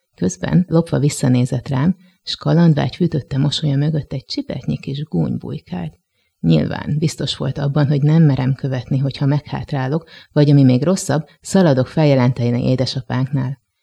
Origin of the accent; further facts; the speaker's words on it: Gödöllő, Pest, Hungary; moved away as an adult; also born or lived in Budapest; én Gödöllőn nevelkedtem, hogyha ezt így lehet mondani, tehát ott jártam iskolába, ott nőttem fel